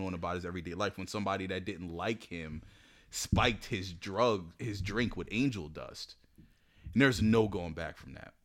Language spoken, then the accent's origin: English; Woodbury, United States; I grew up in Woodbury.